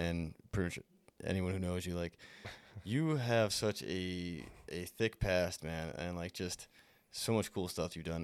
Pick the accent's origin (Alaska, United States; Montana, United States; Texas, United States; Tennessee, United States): Montana, United States; Whitehall; moved away; I'm from Whitehall